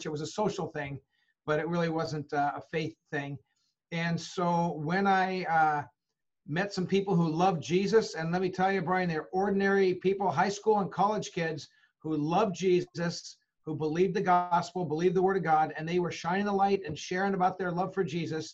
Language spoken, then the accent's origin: English; Huntington Beach, California, United States; moved away as an adult; also born or lived in Holland, Michigan; now in Monterey, United States; I was born and raised in Southern California, coastal Southern California, a little town called Huntington Beach